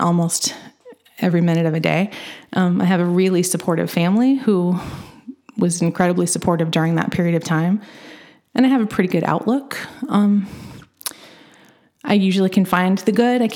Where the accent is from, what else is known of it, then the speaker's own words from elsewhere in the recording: Edgar County, Illinois, United States; moved away as an adult; now in Champaign County, United States; I grew up in Edgar County, which is just a little bit southeast of Champaign County.